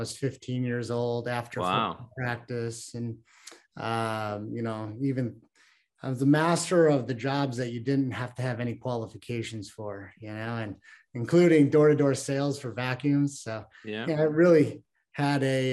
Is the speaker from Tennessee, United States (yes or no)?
no; Chicago, Illinois, United States; I was born and raised in Chicago, Illinois.